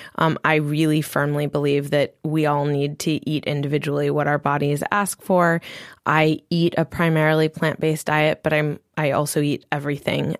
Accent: Maui, Hawaii, United States; my parents had a body care and spa product company on Maui, and so I also grew up creating with my mom

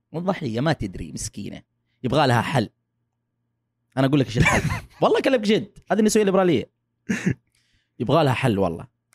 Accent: Saudi Arabia; moved away as an adult; also born or lived in Texas, United States; now in United States; أنا من السعودية.

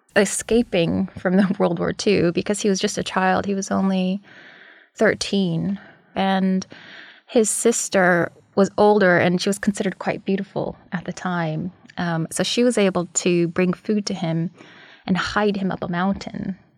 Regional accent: United States; Born and raised, met my father there, who's American, and then I was raised in America.

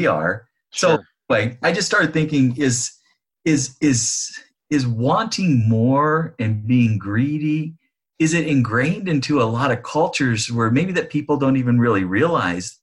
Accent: Northern California, United States; now in Sacramento, United States; we grew up in Northern California in a rural area

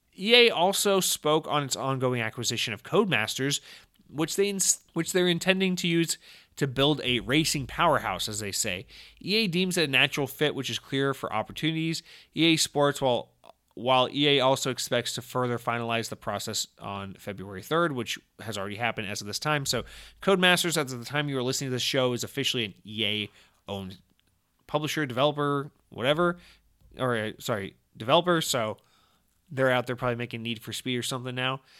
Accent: Georgia, United States; I, I, I'm from Georgia

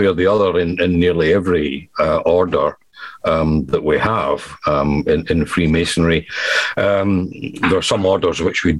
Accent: Scotland, United Kingdom; accent: Scottish

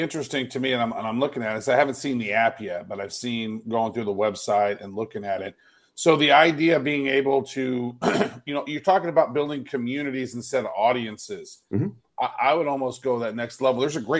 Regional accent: Kansas City, United States; moved away; I'm originally from Kansas City

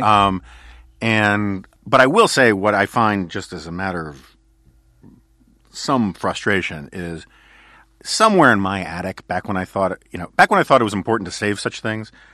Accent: New York City, New York, United States; growing up in New York City in the 1970s

